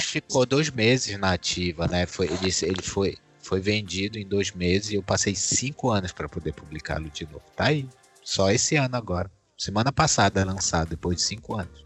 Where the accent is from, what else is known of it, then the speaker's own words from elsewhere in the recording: Brazil; quem nós somos como brasileiros